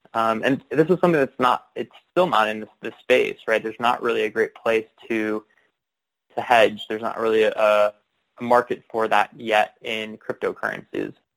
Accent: Chicago, Illinois, United States; moved away as an adult; also born or lived in Bellingham, Washington; I grew up in the Chicago, Illinois suburbs

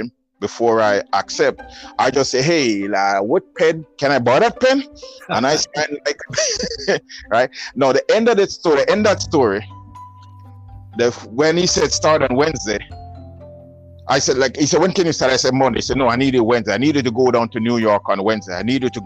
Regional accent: Jamaica; accent: Jamaican; moved away; I'm from Jamaica, not Trinidad

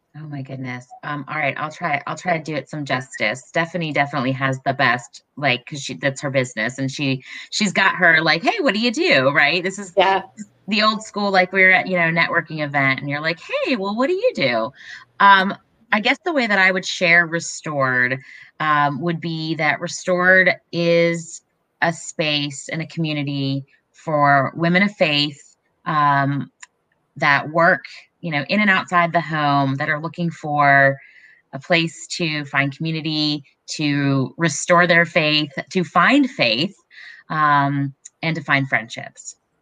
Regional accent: Raleigh, North Carolina, United States; I grew up in Raleigh

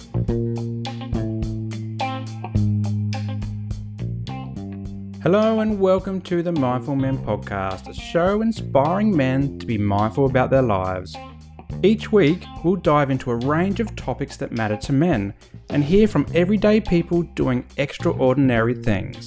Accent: Adelaide, South Australia, Australia; I grew up in Adelaide

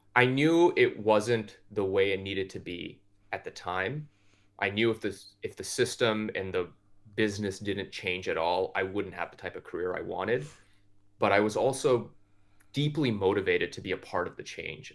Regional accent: Toronto, Ontario, Canada; I grew up in Scarborough, Ontario, which is a suburb of Toronto

